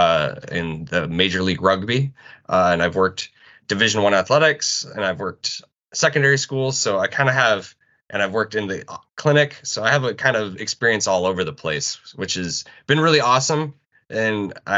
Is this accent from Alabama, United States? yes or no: no; South Dakota, United States; moved away as an adult; also born or lived in Lincoln, Nebraska / Syracuse, New York; I'm originally from South Dakota